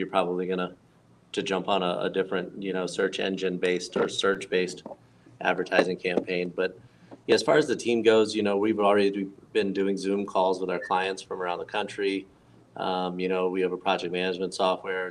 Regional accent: Florida, United States; moved away as an adult; also born or lived in Arizona; I was born and raised in Florida

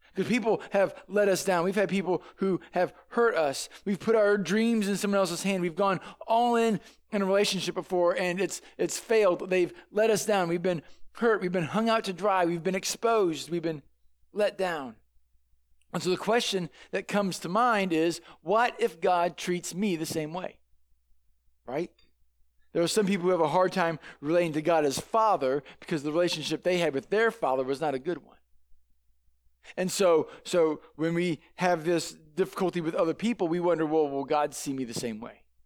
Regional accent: St. Louis, Missouri, United States; I grew up in Saint Louis

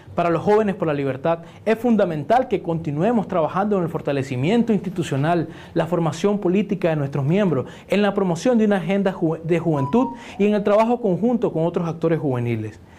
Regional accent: Nicaragua; como nicaragüenses

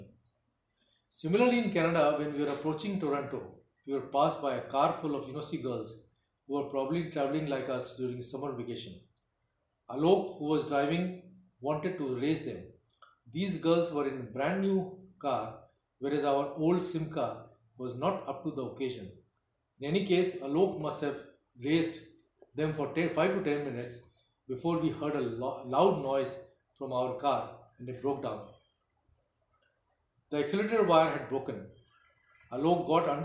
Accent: India; moved away as an adult; we are from India

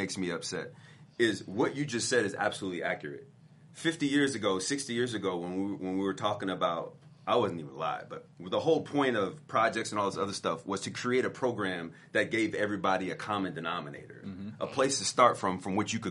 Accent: Champaign, Illinois, United States; I'm from Champaign, Illinois.

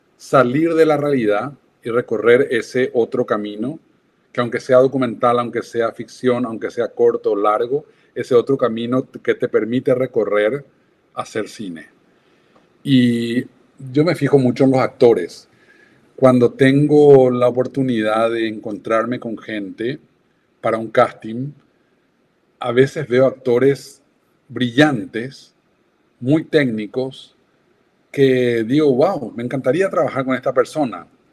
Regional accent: Paraguay; moved away; also born or lived in London

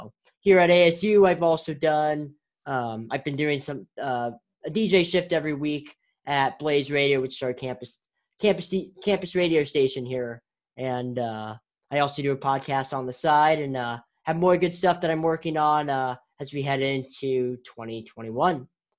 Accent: Bay Area, California, United States; moved away as an adult; I'm also from the Bay Area. I went to Aragon High School, so not far from you, Steven.

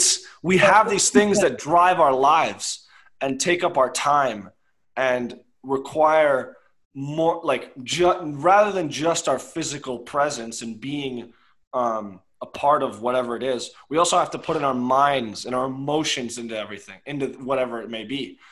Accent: Chevy Chase, Maryland, United States; I'm from Chevy Chase. I am 6'4".

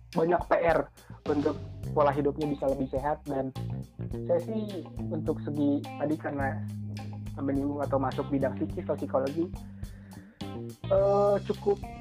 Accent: Rajapolah, West Java, Indonesia; saya dari Raja Polah

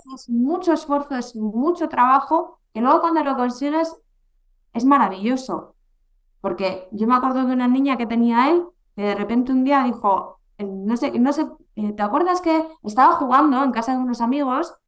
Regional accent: Bilbao, Basque Country, Spain; aquí a mi tierra

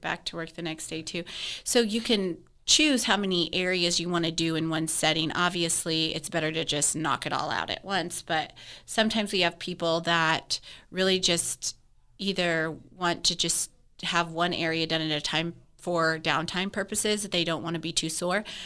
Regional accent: Wyoming, United States; also born or lived in Fort Worth area, Texas; now in Parker County, Texas, United States; I'm originally from Wyoming

